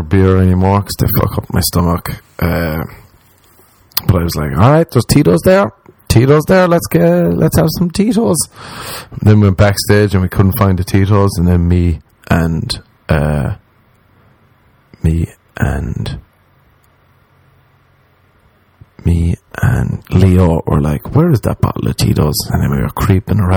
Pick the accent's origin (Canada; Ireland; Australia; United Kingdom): Ireland; moved away as an adult; now in Los Angeles, United States